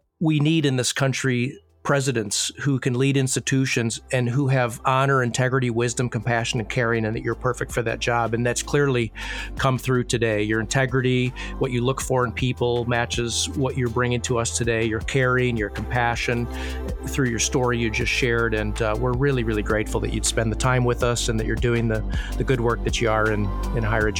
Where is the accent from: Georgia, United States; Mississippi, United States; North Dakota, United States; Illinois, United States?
Illinois, United States; Growing up in Illinois, not a lot of winter sunshine anyways.